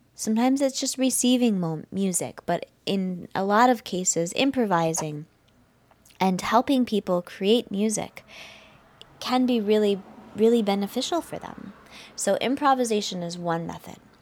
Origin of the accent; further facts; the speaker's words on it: United States; I'm from the United States